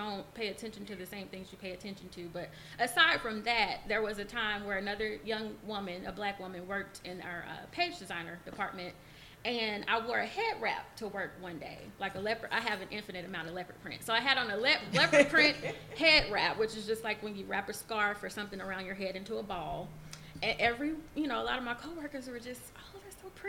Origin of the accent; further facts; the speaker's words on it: Atlanta, Georgia, United States; moved away as an adult; also born or lived in Bowling Green, Kentucky; now in Owensboro, United States; I'm from Atlanta. I grew up behind the Morris Brown dorms